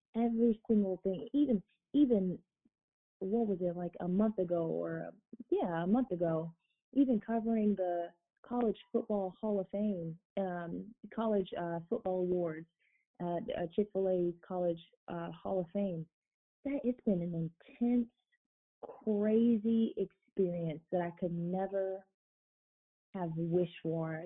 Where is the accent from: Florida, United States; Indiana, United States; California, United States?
Florida, United States; South; moved away as an adult; now in Fort Wayne, United States; I'm originally from South Florida